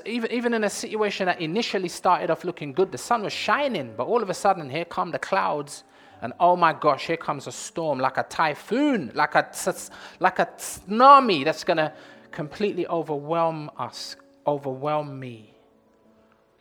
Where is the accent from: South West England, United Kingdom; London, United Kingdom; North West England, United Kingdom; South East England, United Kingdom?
London, United Kingdom; I was born and raised in Leytonstone, that's East London.